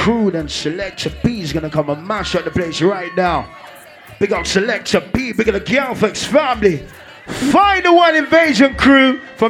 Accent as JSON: {"language": "English", "country": "Jamaica", "said": "You see me, I come from Jamaica."}